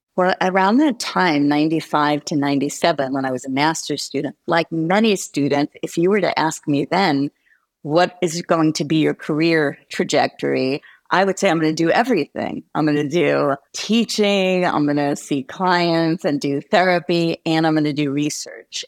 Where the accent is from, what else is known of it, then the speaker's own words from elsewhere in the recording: New Jersey, United States; moved away as an adult; also born or lived in New York / Gainesville, Florida; now in Arizona, United States; I grew up in New York and New Jersey, and interestingly, in New Jersey, it was a very white suburban area